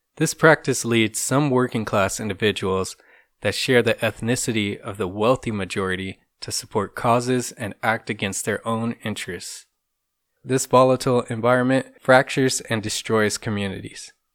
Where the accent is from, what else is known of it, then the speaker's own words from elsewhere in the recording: Compton, California, United States; now in Orange County, United States; I was born and raised in Compton, California for the first half of my life, and have now lived in Orange County for the other half.